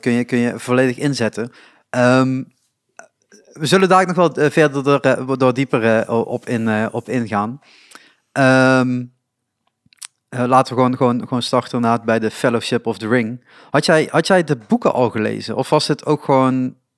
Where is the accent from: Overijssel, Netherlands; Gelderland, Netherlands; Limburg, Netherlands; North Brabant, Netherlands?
Limburg, Netherlands; Reuver; also born or lived in Roermond; ik woon in Reuver nog steeds.